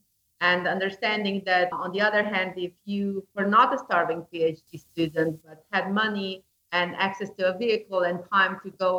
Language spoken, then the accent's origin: English; Slovenia; English is a second language; moved away as an adult; now in Ajo, United States; I was born and raised in Slovenia, which is a small country on the top of the Adriatic Sea, squeezed between Italy, Austria, and Croatia, and was a part of ex-Yugoslavia.